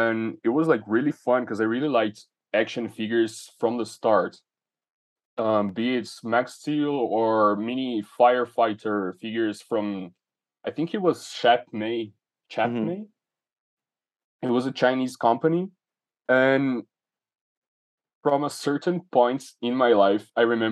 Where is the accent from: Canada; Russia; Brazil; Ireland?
Brazil; São Paulo; English is a second language; I grew up in Brazil. I've spent so far my life in the same city, which is São Paulo.